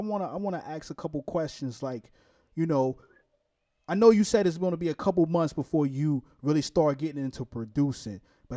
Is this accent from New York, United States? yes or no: yes; New York City, New York, United States; now in Jacksonville, United States; I'm from Brooklyn, New York, too